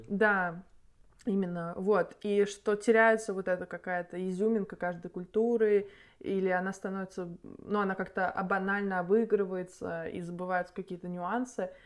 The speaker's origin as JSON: {"language": "Russian", "town": "Nizhny Novgorod", "region": "Nizhny Novgorod Oblast", "country": "Russia", "moved": "yes", "said": "я из Нижнего Новгорода"}